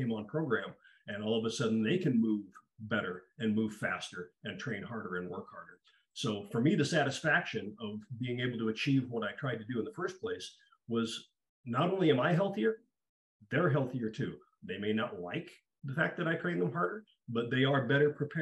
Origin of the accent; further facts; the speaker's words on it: Eastern Idaho, United States; I was born in Eastern Idaho. I'm actually from Spud country